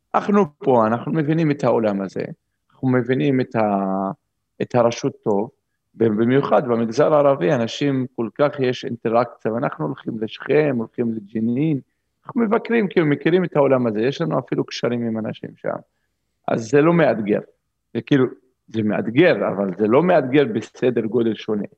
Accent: Umm al-Fahm, Haifa District, Israel; moved away as an adult; also born or lived in Zurich, Switzerland; החלטתי שאני חוזר לגור באום אל-פחם, זה המקום שבו גדלתי

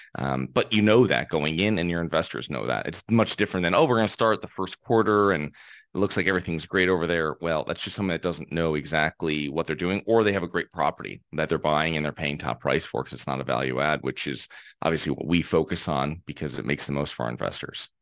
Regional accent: Connecticut, United States; I'm from Connecticut, and this is from a small town. I lived in a small town

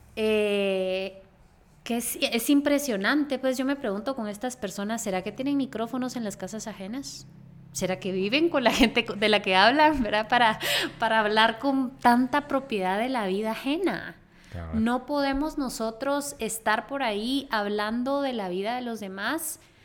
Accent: Guatemala; nosotras éramos de Guatemala

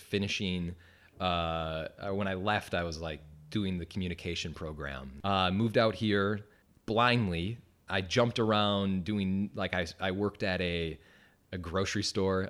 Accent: Wisconsin, United States; moved away as an adult; I'm from Wisconsin.

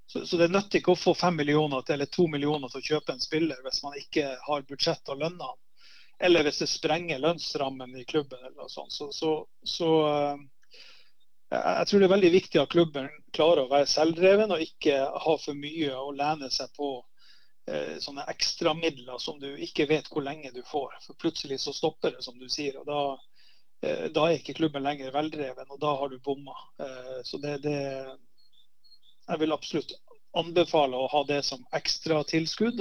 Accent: Narvik, Nordland, Norway; moved away as an adult; also born or lived in Haugesund / Bergen; I Narvik så var det, det var veldig si, trygt miljø å vokse opp i.

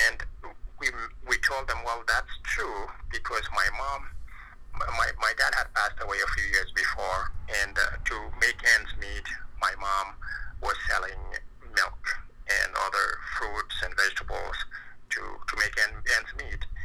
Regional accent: Mauritania; moved away; also born or lived in Senegal; I was actually born in a different country north of Senegal called Mauritania, where my my parents lived, where I was born.

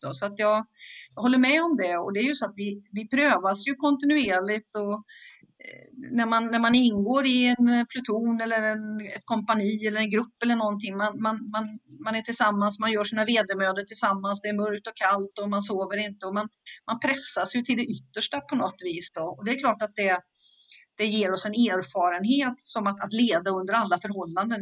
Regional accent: Skövde, Västra Götaland, Sweden; jag är född och uppvuxen i Skövde i Västergötland

